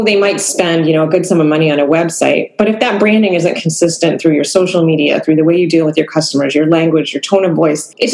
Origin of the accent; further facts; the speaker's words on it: Cape Cod, Massachusetts, United States; I grew up on Cape Cod, where I live now